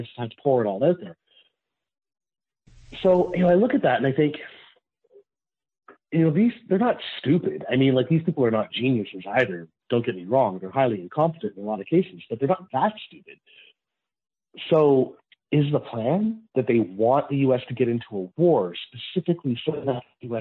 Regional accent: Canada; I am Canadian

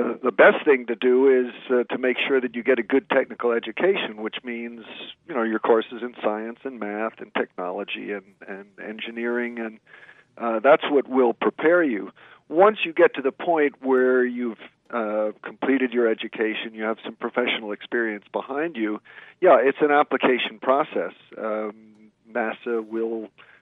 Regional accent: the New York area, United States; I grew up in the New York area

